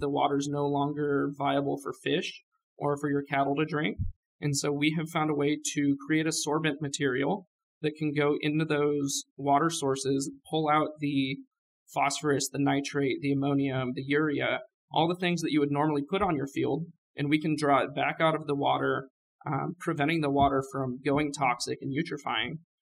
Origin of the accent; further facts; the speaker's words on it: California, United States; now in Oklahoma, United States; I'm from California. I grew up out there